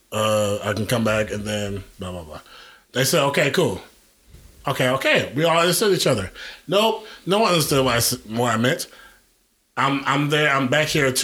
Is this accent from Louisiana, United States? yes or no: no; Grand Rapids, Michigan, United States; born and raised in Grand Rapids.